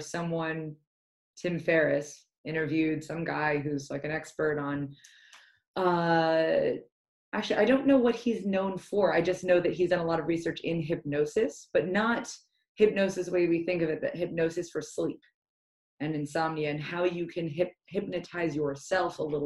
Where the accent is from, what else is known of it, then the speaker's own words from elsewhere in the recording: United Kingdom; I'm British, right? So I'm a British Jew, which is rare